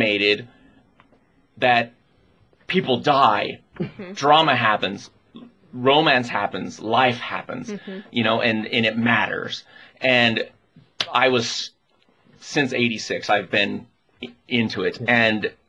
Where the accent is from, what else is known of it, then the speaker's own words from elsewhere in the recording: United States; I am an American otaku